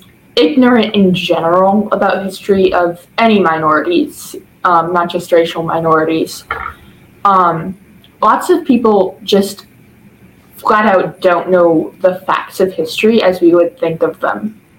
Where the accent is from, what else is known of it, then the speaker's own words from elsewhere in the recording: Southern Illinois, United States; I am from Southern Illinois